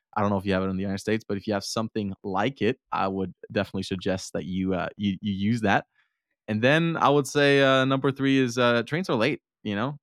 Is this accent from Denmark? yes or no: yes; Denmark; also born or lived in Herning, Denmark; I'm from Denmark and I live in a small town called Herning.